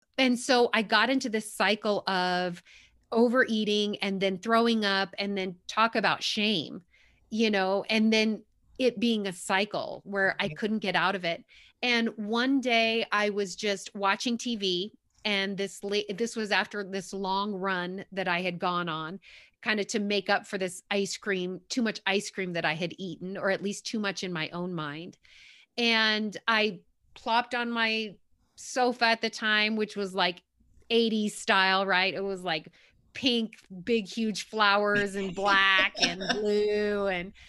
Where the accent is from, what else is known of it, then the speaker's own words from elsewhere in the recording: New York, United States; I'm from New York originally, so I kind of like that, tell it like it is, but just really real.